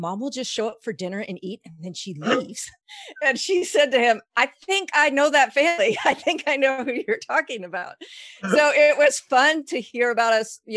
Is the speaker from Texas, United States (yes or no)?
yes; Texas, United States; moved away as an adult; we just moved back to Texas, which is my home state